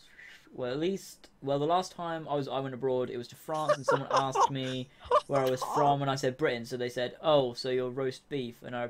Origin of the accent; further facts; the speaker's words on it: Australia; One of the girls in us say, America. They all were like, okay. And I screamed, Australia, and they all cheered.